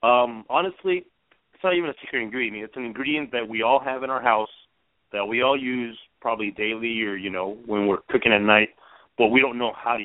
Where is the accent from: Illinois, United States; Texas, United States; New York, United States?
Texas, United States; El Paso; I'm from Texas also and from a Mexican background. So, I grew up from El Paso.